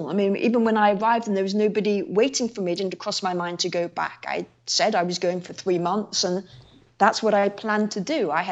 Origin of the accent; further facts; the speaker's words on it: England, United Kingdom; now in Iraq; I was like … from England, come to volunteer.